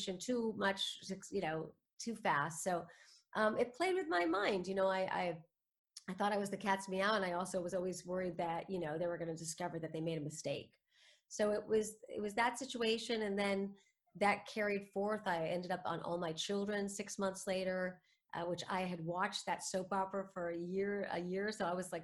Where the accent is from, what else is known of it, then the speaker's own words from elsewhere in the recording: New York City, New York, United States; I was born in New York City to two former actors